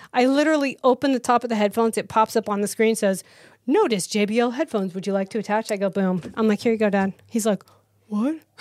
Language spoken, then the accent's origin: English; Idaho, United States; moved away as an adult; also born or lived in Utah / Los Angeles, California; now in Texas, United States; I grew up in Idaho